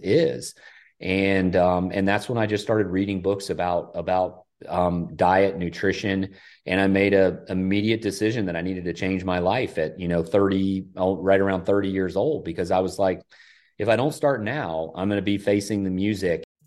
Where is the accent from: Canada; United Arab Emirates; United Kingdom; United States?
United States; Hilton Head, South Carolina; I grew up in Hilton Head with the heritage